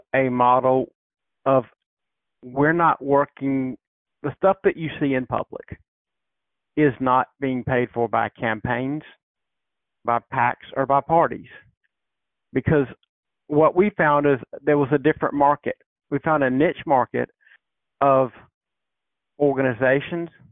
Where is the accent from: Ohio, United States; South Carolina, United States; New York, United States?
South Carolina, United States; I grew up in South Carolina